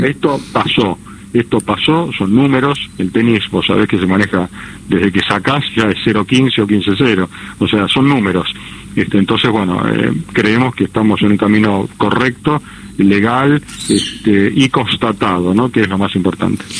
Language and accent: Spanish; Argentina